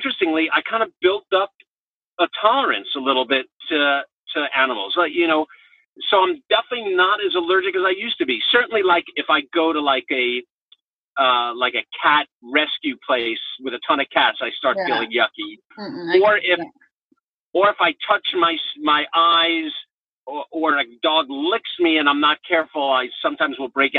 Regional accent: New York, United States; I grew up in New York in an apartment

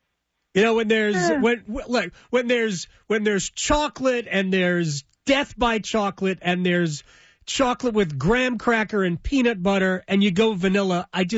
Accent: New Jersey, United States; moved away; I grew up in Jersey.

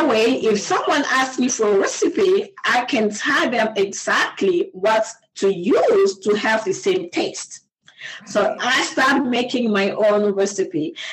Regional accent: DR Congo; English is a second language; moved away as an adult; I was born and raised in Congo. I left my country um, in 2003. In 2003, and uh, in that right after I finished college, I went to the in the eastern part of my country

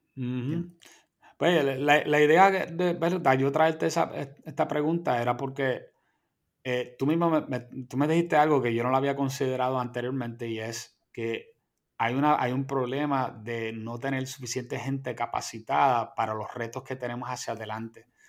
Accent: Puerto Rico

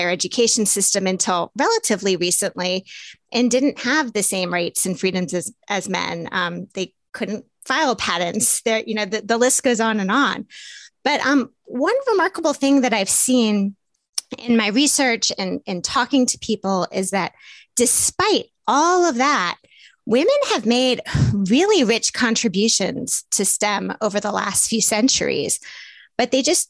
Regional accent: the South, United States; I grew up in the South

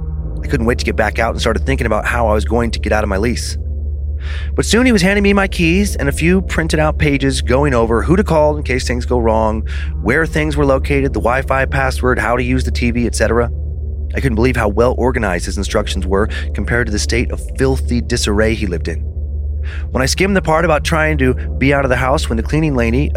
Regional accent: Michigan, United States; I'm from Northern Michigan, and I was full of energy and joy when I got there.

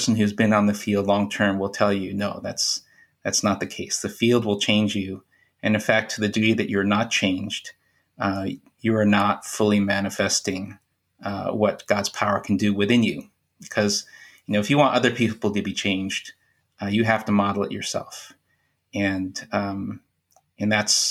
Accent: United States; moved away as an adult; also born or lived in Central Asia; I grew up in America

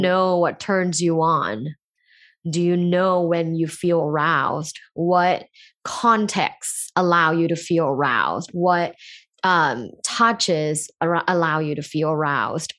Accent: Thailand; moved away; I grew up in Thailand, a sexually conservative environment

